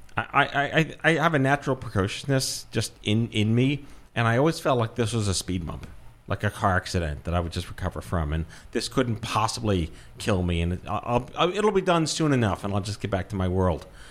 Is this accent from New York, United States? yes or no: yes; New York City, New York, United States; also born or lived in Brooklyn / Binghamton; I was born and raised in Brooklyn, grew up on Staten Island in New York City